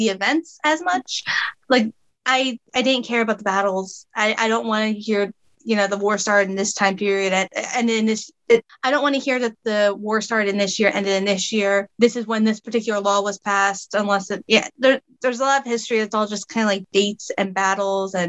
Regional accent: outside of Philadelphia, Pennsylvania, United States; as a young girl growing up outside of Philadelphia in the 90s and the early 2000s

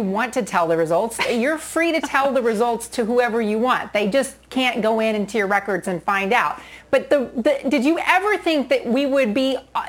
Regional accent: Maine, United States; moved away; having gone to junior high and high school in Maine

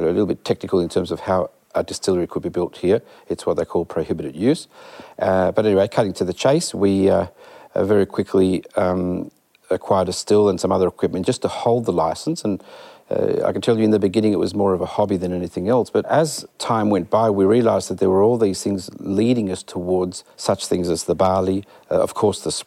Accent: Malaga, Andalusia, Spain; moved away; we happened to be Spanish. So I was born in Malaga, southern Spain, Andalusia

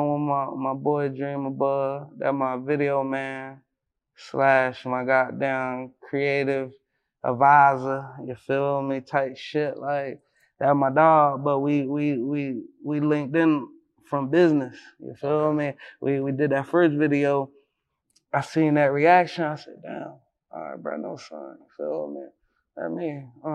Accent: Philadelphia, Pennsylvania, United States; I'm from Philly

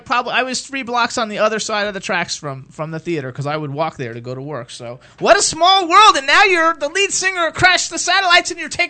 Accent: Jacksonville, Florida, United States; moved away as an adult; I'm from Jacksonville. I'm not from Jacksonville. I wasn't born there

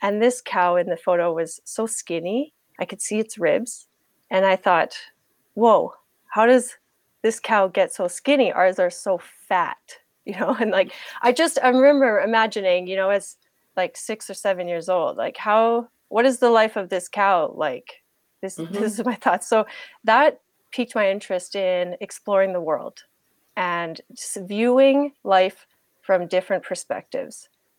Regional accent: Canada; also born or lived in Germany; I'm in Canada right now, and I'm Canadian. I was born in Germany on an army base there.

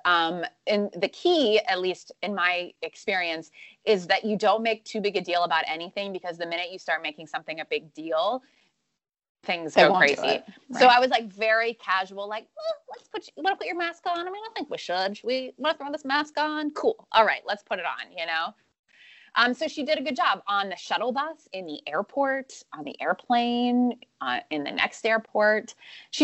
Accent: Western Pennsylvania, United States; born or raised there; moved away

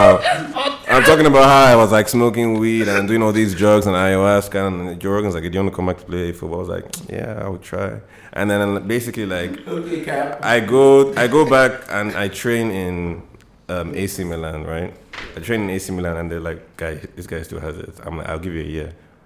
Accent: Nigeria; But I'm Nigerian, so I'm I'm playing for Nigeria.

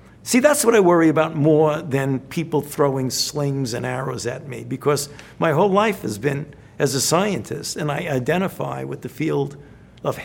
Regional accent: New York City, New York, United States; I grew up in the Bensonhurst section of Brooklyn.

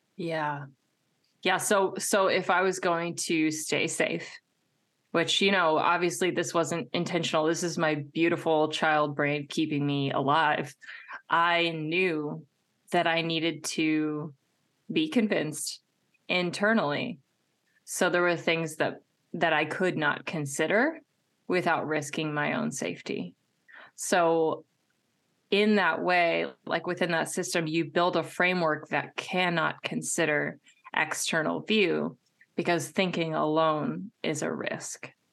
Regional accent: Midwest, United States; I was raised in the Midwest

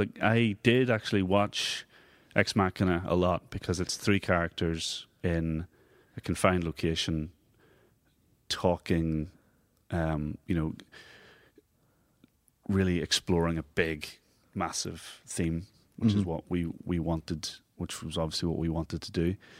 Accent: Monaghan, Ulster, Ireland; also born or lived in Belfast, United Kingdom; Well, I was born in Belfast, but my formative years were in Monaghan.

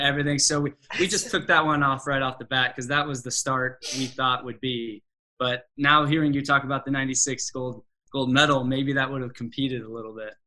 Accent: Mission Viejo, California, United States; growing up in Mission Viejo, California

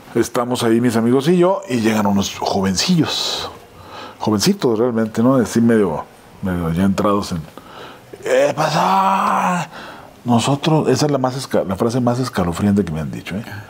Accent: Ciudad Juárez, Chihuahua, Mexico; moved away as an adult; now in Mexico City, Mexico

